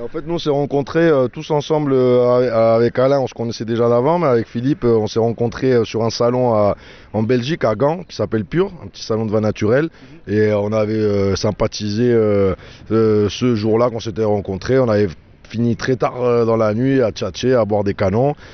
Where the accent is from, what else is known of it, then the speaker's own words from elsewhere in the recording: Montpellier, Occitania, France; moved away as an adult; now in Spain; Moi je suis Montpellierin, mère espagnole, euh, père marocain